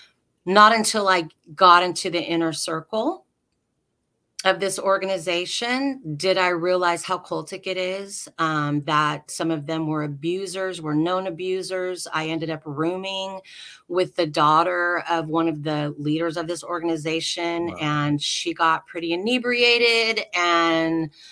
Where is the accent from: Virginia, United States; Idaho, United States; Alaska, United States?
Alaska, United States; the compound I grew up in Alaska is still there